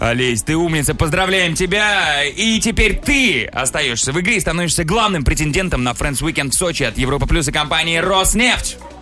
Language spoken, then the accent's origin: Russian; Megion, Khanty-Mansi Autonomous Okrug, Russia; now in Moscow, Russia; в Мегионе, откуда я родом, там тоже белые ночи есть